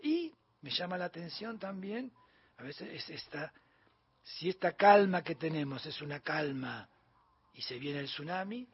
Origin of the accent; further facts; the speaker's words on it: Bahía Blanca, Buenos Aires Province, Argentina; also born or lived in Punta Alta; yo soy de Bahía Blanco de Punta Alta